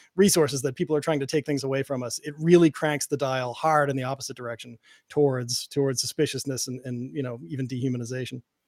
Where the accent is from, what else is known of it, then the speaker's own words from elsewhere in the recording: Boston, Massachusetts, United States; I grew up in Boston. I grew up in a, in an Irish and Italian neighborhood